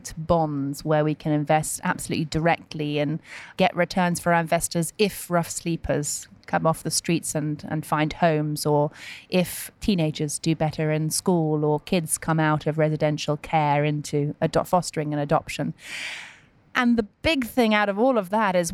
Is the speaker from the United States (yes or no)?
no; United Kingdom; as a Brit